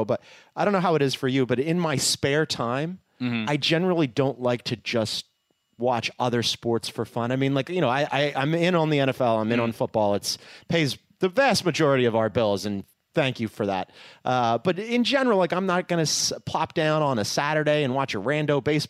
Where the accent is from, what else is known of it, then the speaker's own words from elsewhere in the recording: Philadelphia, Pennsylvania, United States; now in Southern California, United States; as a Philadelphian